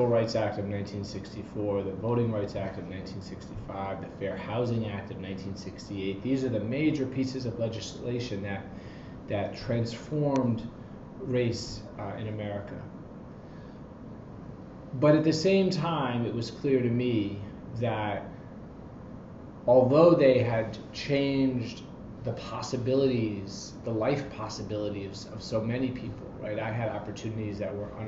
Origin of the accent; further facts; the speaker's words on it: Atlanta, Georgia, United States; moved away as an adult; now in Washington, D.C., United States; I grew up in Atlanta, Georgia, in a kind of working class, borderline, lower middle class neighborhood